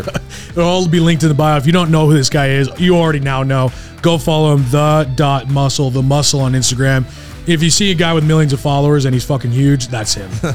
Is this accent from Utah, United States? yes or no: yes; Utah, United States; also born or lived in San Antonio, Texas; I grew up in Utah